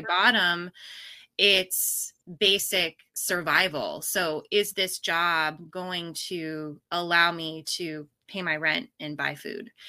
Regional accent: Pacific Northwest, United States; now in Austin, United States; I was born and raised in the Pacific Northwest

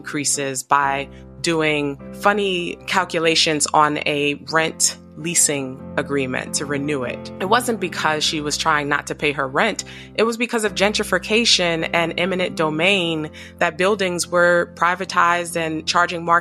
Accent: New York City, New York, United States; I grew up in Harlem, New York

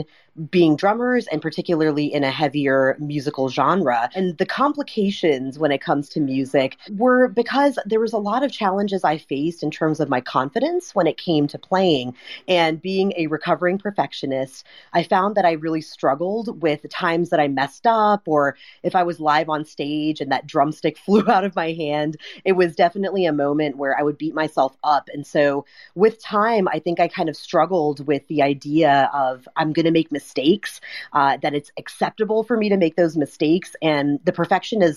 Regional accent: United States; being a traditionally raised Indian woman here in the States

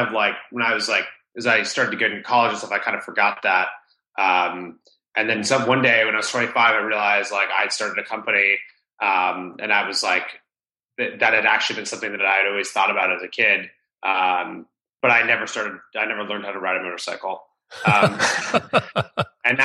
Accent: Rhode Island, United States; I grew up in Rhode Island, the smallest state in the U.S.

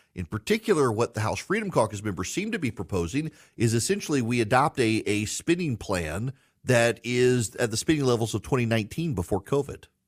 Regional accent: South Louisiana, United States; I'm from Louisiana. From South Louisiana

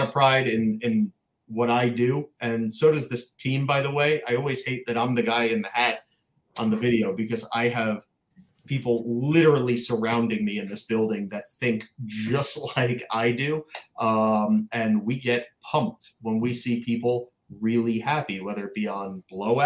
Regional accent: Boca Raton, Florida, United States; also born or lived in Long Island, New York; there was no hobby in Boca Raton, Florida, where I grew up

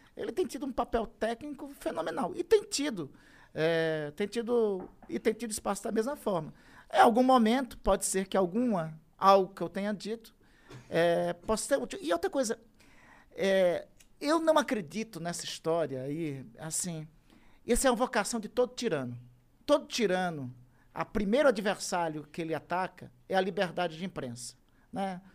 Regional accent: Amazon, Brazil; eu sou da Amazônia

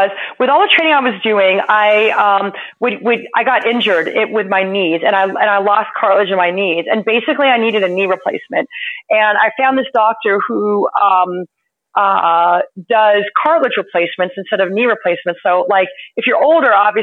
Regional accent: California, United States; also born or lived in Florida; now in Massachusetts, United States; growing up in California and living in Florida, when I moved up here

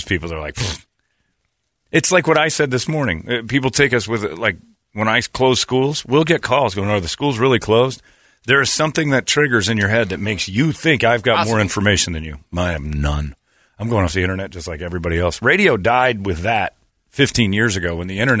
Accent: Lowell, Indiana, United States; now in Phoenix, United States; I grew up in Lowell, Indiana, so we picked up the Chicago radio stations

